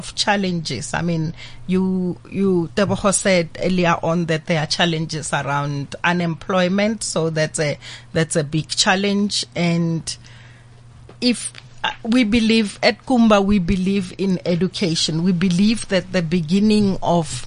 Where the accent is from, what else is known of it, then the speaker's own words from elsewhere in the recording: Pretoria, Gauteng, South Africa; I come from a Pretoria township called Harangua, born and bred